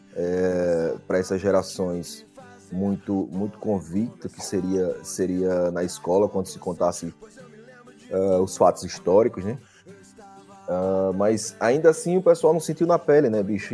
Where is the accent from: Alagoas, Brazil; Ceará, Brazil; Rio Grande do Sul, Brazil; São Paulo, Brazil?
Alagoas, Brazil; Arapiraca; moved away as an adult; eu saí de Arapiraca com 27 anos